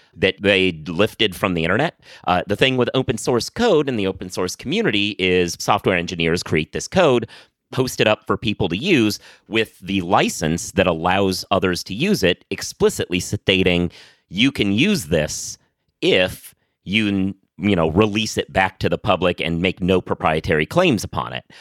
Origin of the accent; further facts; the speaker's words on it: New York City, New York, United States; as a New Yorker